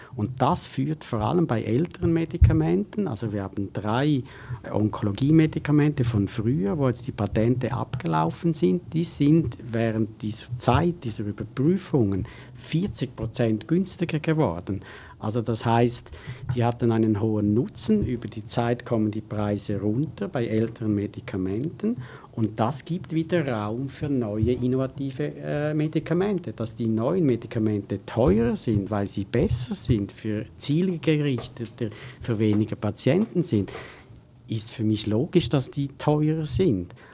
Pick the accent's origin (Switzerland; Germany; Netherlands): Switzerland; ich bin ja auch ein Schweizer